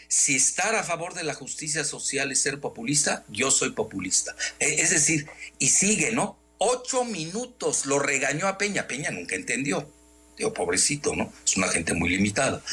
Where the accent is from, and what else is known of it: Mexico